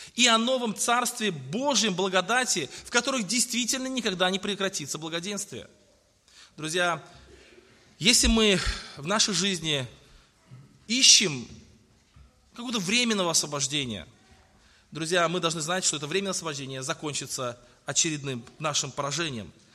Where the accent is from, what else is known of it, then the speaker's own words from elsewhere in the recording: Tolyatti, Samara Oblast, Russia; я родился э, вот в Тольятти в 1977